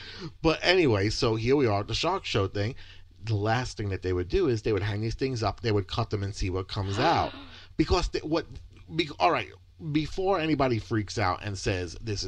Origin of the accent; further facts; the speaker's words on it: New York, United States; I was amazed coming from New York, where that was like we would celebrate the whole month of February for Martin Luther King's birthday, because New York is very multicultural.